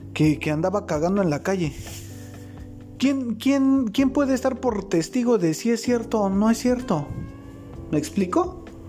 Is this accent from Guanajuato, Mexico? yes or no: no; Mexico City, Mexico; Yo soy de Ciudad de México, vivo en Ciudad de México, pero en estos momentos estoy trabajando, estoy fuera, estoy en el estado de Chiapas